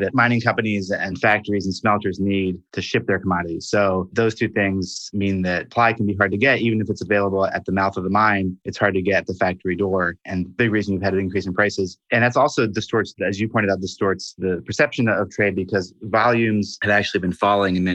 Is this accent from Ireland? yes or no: no; Brussels, Brussels-Capital Region, Belgium; I'm from Brussels